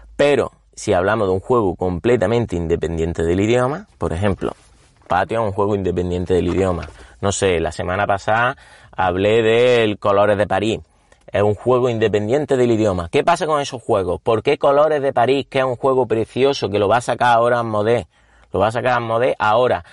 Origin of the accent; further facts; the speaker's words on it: Córdoba, Andalusia, Spain; yo era cordobés, bueno, soy cordobés